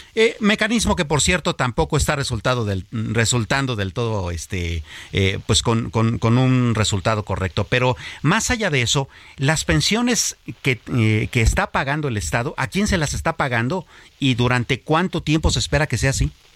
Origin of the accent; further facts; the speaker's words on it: Mexico; nos preocupa y realmente nos inquieta a los mexicanos